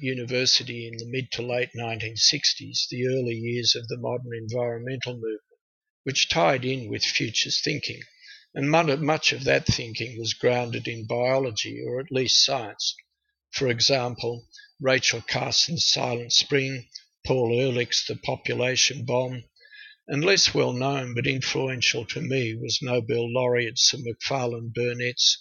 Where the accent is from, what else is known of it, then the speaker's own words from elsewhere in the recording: Canberra, Australian Capital Territory, Australia; also born or lived in Tokyo, Japan; I grew up in Canberra